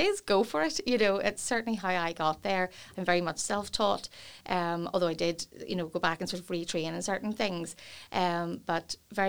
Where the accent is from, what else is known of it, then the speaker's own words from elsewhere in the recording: Portadown, Northern Ireland, United Kingdom; I was born and raised in Portadown, where I still live.